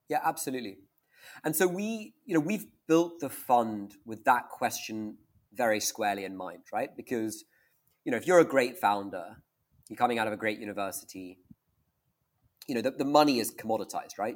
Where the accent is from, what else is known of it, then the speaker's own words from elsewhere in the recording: Scotland, United Kingdom; also born or lived in Stanford, United States; and I'm Scottish